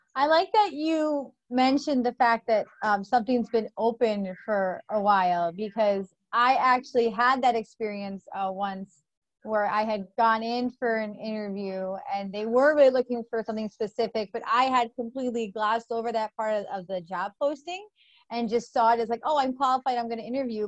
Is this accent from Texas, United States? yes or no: no; New York, United States; I grew up in New York on good pizza